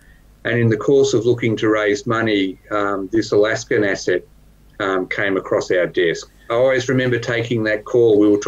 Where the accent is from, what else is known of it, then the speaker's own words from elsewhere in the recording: Melbourne, Victoria, Australia; now in Ballarat, Australia; I grew up in Melbourne. Now my family's in Melbourne.